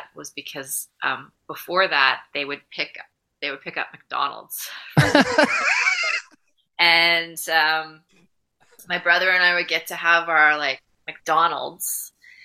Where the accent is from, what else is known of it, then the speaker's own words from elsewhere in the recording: Mississauga, Ontario, Canada; now in Vancouver, Canada; I grew up in Port Credit, Ontario